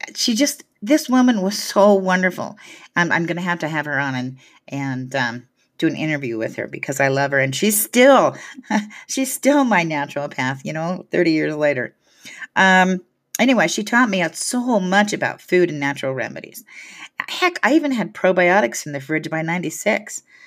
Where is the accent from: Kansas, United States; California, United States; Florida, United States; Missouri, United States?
California, United States; Hayward; also born or lived in San Francisco; my hometown in Hayward